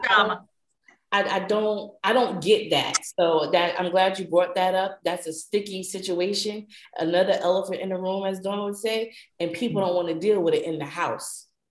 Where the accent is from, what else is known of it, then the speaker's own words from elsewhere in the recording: New Jersey, United States; accent: northern; moved away; also born or lived in Georgia; I'm from Jersey by way of Georgia